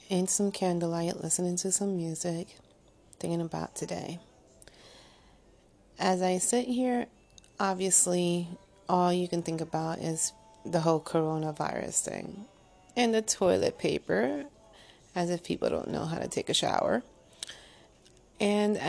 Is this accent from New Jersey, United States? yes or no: yes; Paterson, New Jersey, United States; accent: Jersey, New York; it's a Jersey, New York accent. And it is what it is. I am a Jersey girl from Patterson